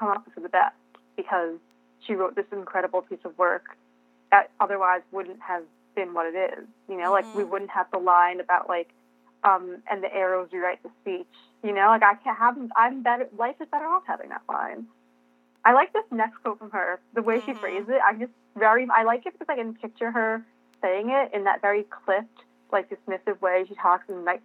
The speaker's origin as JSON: {"language": "English", "region": "New York", "country": "United States", "said": "I'm a New Yorker"}